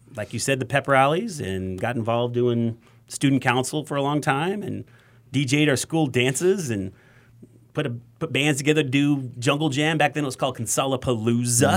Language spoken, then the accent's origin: English; Wyoming, United States; now in Texas, United States; I grew up in Wyoming